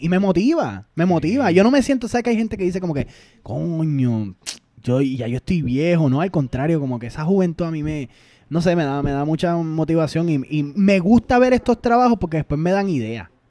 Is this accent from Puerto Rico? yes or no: yes; Puerto Rico; Nosotros como boricua